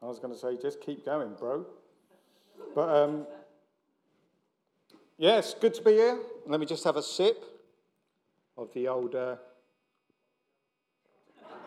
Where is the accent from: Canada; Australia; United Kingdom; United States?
United Kingdom; London; I'm from South London